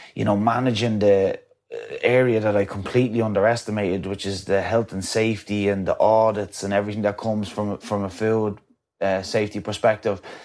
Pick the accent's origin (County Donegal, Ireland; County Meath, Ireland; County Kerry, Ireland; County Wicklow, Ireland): County Wicklow, Ireland; coming from my hometown